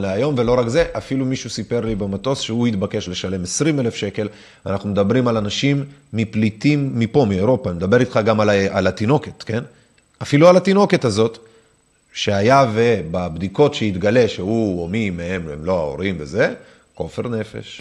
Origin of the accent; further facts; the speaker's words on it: Minsk, Belarus; now in Israel; אני יודע רוסית ונולדתי במינסק בלרוס